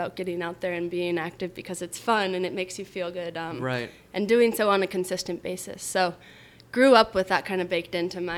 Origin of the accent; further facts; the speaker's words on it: Boulder, Colorado, United States; Boulder, Colorado. Have you been?